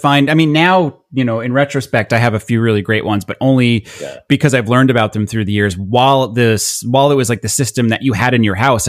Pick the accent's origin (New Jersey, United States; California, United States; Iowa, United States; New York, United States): New York, United States; Long Island; I'm very from Long Island. I do a lot to cover it up.